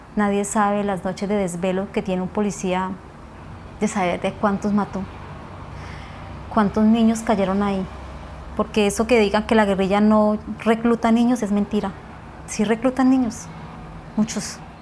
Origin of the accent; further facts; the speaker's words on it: Puerto Lleras, Meta, Colombia; tengo 44 años y nací en Puerto Lleras Meta